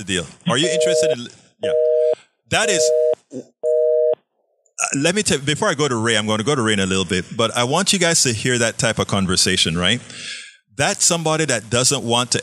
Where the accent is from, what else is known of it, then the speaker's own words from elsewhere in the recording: Panama; moved away; also born or lived in Kingwood, Texas; I'm from Panama, Central America.